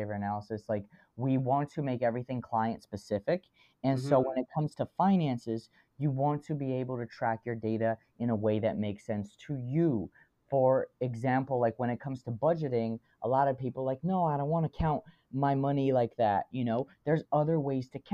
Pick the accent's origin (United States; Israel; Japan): United States; as an American